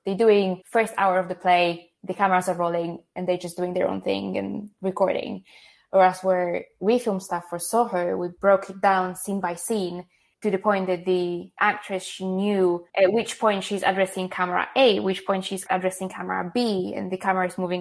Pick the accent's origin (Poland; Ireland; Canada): Poland; English is a second language; now in United Kingdom